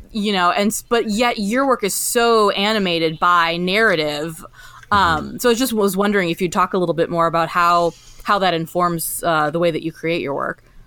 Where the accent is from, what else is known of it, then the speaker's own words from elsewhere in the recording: Indiana, United States; both being from mid, mid, mid, Midwest and growing up in Indiana